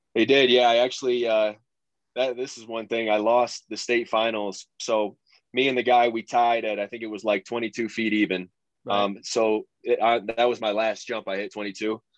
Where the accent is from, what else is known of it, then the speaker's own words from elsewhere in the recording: Michigan, United States; went to Michigan State was probably about an hour away from my hometown